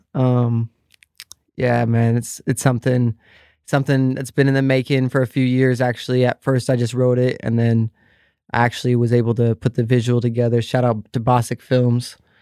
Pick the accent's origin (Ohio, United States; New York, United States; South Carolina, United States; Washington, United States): Washington, United States; Vancouver; I grew up in Vancouver, Washington